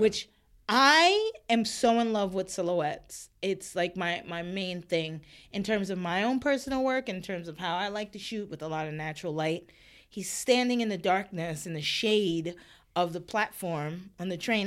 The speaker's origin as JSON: {"language": "English", "region": "New York", "country": "United States", "tie": "born or raised there", "said": "I was born and raised in New York"}